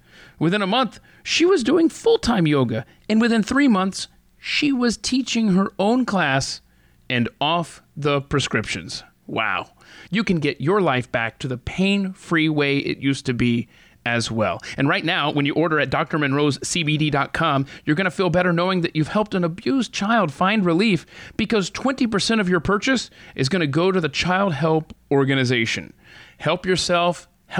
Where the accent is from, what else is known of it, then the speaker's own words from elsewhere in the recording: the South, United States; now in New York, United States; So I grew up in the South, mm-hmm. not known for pizza. Okay. I moved to New York